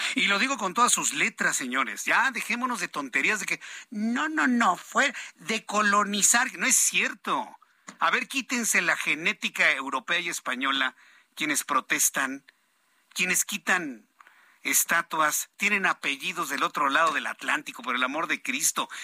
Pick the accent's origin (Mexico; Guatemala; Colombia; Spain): Mexico; somos mexicanos.